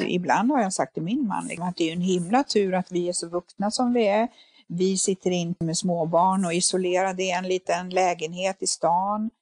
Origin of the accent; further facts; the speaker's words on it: Finland; moved away; jag är ju född i Finland, uppvuxen med bastu.